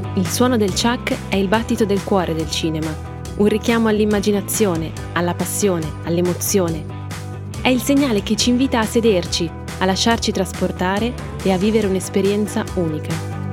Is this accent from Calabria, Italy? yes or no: no; Milan, Lombardy, Italy; da milanese